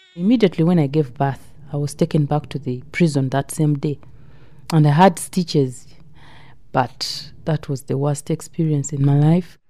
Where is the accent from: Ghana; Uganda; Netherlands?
Uganda; moved away as an adult; now in United Kingdom; I came with an agent from Uganda to Gatwick Airport